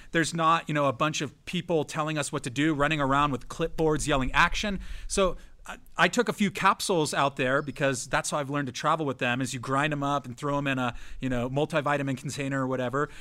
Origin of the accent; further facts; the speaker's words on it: San Diego, California, United States; also born or lived in San Francisco, California; I'm from San Diego, California, and I went to school in San Francisco